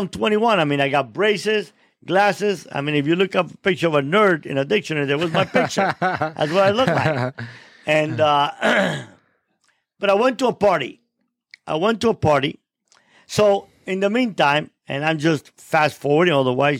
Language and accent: English; Cuba; now in United States; there was no God when I came from Cuba, and now there's no moral.